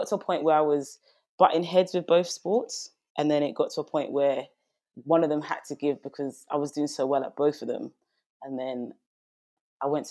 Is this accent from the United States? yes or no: no; London, United Kingdom; I'm from East London